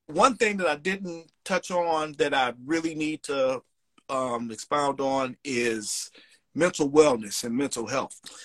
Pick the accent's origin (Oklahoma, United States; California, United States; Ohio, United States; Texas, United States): Ohio, United States; Cleveland; now in Chicago, United States; I'm originally from Cleveland, Ohio, but I live now in Chicago.